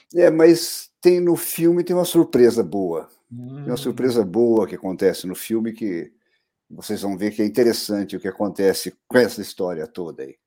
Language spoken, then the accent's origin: Portuguese; Taubaté, São Paulo, Brazil; also born or lived in Guaratinguetá; now in São Paulo, Brazil; eu nasci em Guaratinguetá, na verdade, né? Mas me criei em Taubaté, desde pequeno, muito pequeno, mudei para Taubaté e me criei lá.